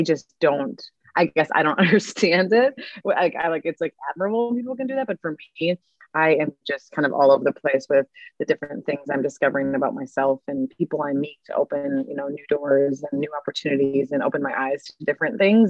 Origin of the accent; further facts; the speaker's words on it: Mankato, Minnesota, United States; moved away as an adult; also born or lived in Milwaukee, Wisconsin / Sydney, Australia / Santa Monica, California; I grew up in Mankato, Minnesota, and went to Catholic schools my whole life